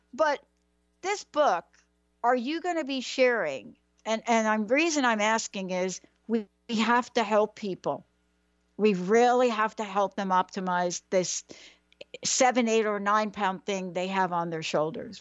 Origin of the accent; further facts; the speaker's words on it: New York, United States; I'm from New York